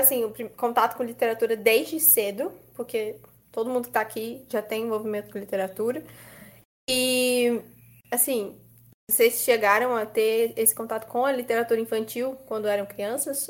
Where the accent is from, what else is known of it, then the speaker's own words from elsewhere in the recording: São Paulo, Brazil; eu também sou da Zona Leste